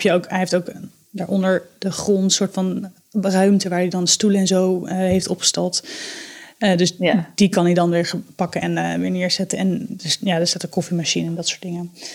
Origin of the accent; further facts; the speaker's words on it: Delft, South Holland, Netherlands; ik kom uit Delft.